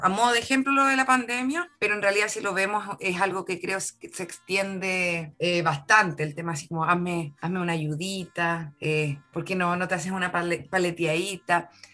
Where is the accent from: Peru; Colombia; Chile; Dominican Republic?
Chile; tenemos como chilenos